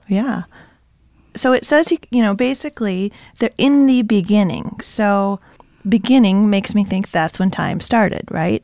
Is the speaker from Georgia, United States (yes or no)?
no; Zeeland, Michigan, United States; I grew up in Zealand, but I'm not Dutch